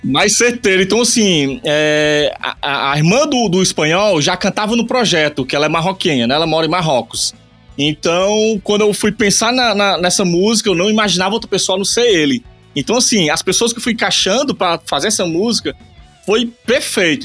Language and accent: Portuguese; Eusébio, Ceará, Brazil; sou aqui do Ceará, Eusébio, cidade de Eusébio